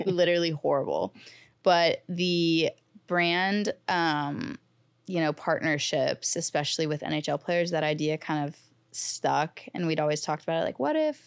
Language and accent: English; St. Louis, Missouri, United States; now in New York City, United States; I'm from Saint Louis, I'm a Blues fan